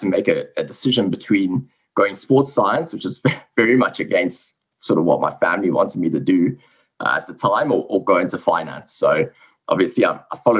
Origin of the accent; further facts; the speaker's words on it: South Africa; accent: South African; moved away as an adult; also born or lived in England; now in Sydney, Australia; So I was born in South Africa. You can probably hear I have a little bit of a South African accent. I actually grew up a little bit in England, though, before moving back to South Africa.